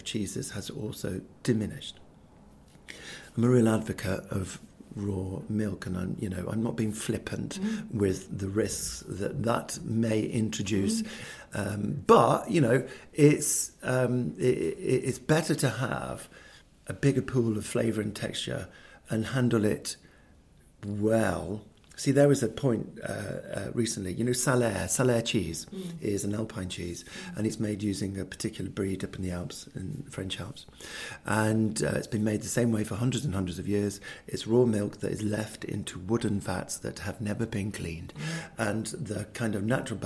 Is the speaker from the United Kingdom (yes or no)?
yes; England, United Kingdom; I'm English by accident. And I really like being English